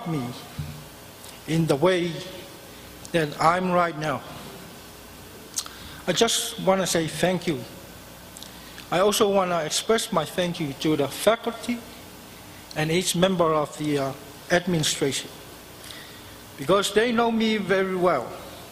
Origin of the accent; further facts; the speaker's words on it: Samoa; moved away as an adult; now in United States; I'm from South Pacific, Samoan Island, and this is my 13 years in the state.